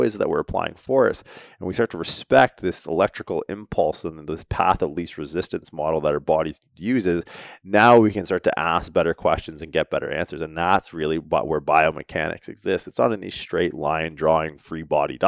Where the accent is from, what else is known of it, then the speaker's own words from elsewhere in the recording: Canada; being Canadian